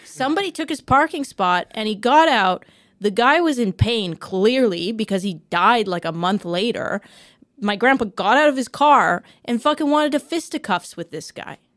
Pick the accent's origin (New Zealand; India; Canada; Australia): Canada; as a Canadian